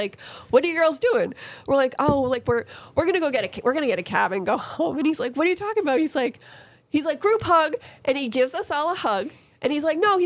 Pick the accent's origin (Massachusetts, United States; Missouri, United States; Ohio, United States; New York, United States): Massachusetts, United States; Boston; we're from Boston